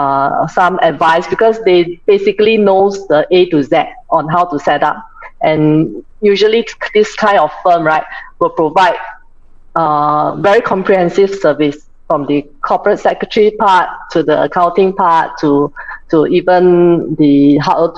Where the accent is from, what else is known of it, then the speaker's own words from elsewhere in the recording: Singapore; So I'm from Singapore. So how I started? I grew up in the typical Singaporean family of four.